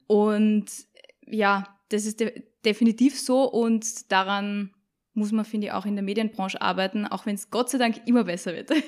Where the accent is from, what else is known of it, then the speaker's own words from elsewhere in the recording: Salzburg, Austria; accent: Salzburg dialect; moved away; also born or lived in Vienna; ich bin eine Salzburgerin, hört man vielleicht am Dialekt